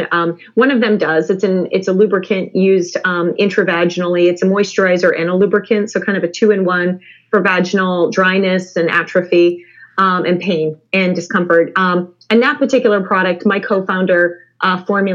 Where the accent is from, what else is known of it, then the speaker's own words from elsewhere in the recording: Midwest, United States; I'm from the Midwest